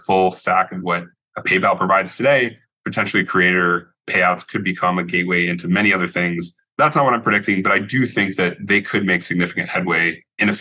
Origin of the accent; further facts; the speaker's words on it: Connecticut, United States; now in San Francisco, United States; I grew up in Connecticut